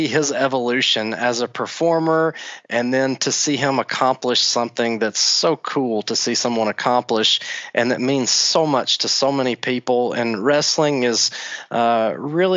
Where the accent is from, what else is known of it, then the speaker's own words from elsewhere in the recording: Tullahoma, Tennessee, United States; I am actually from Tullahoma, Tennessee